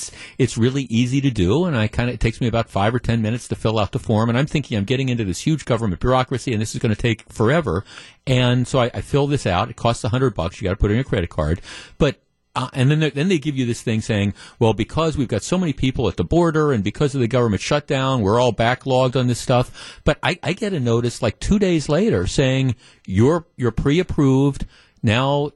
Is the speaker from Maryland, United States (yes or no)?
yes; Baltimore, Maryland, United States; moved away; I'm originally from Baltimore. My dad was from Baltimore